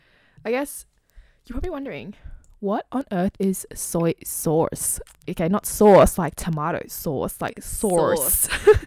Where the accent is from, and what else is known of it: Sydney, New South Wales, Australia; born or raised there